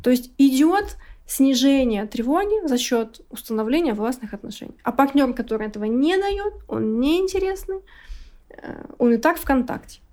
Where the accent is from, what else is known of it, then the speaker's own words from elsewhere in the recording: Siberia, Russia; я с Сибири